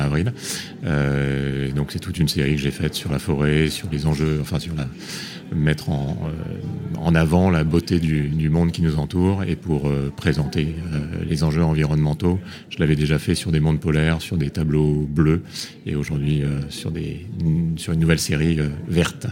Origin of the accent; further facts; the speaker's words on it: Réunion; je suis né à La Réunion